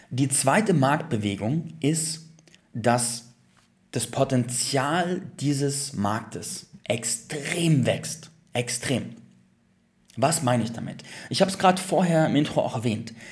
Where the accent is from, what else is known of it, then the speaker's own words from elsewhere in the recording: Landsberg, Bavaria, Germany; früher war ich in meiner alten Heimatstadt in Landsberg, war ich ziemlich alleine mit diesen ganzen Themen.